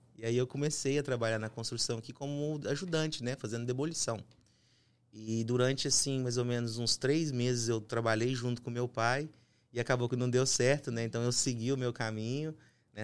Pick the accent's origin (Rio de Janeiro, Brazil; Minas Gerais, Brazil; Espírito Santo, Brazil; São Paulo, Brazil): Minas Gerais, Brazil; Uberlândia; moved away as an adult; now in United States; eu sou mineiro, natural de Uberlândia, Minas Gerais